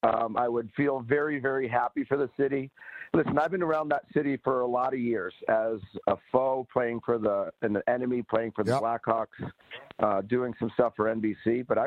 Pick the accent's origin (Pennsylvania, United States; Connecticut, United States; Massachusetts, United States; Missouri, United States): Massachusetts, United States; Boston; I grew up a Boston Bruins fan. I grew up here in Boston.